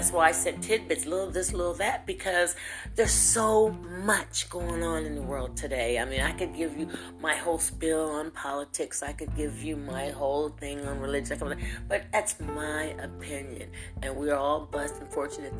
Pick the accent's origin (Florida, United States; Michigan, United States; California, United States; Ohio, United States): Ohio, United States; Lorain; now in Louisville, United States; I'm in Louisville, Kentucky. I'm a transfer from the Buckeye State of Lorain, Ohio.